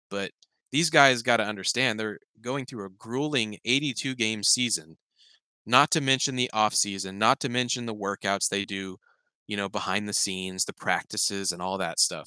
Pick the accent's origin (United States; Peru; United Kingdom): United States; Oklahoma; I'm from Oklahoma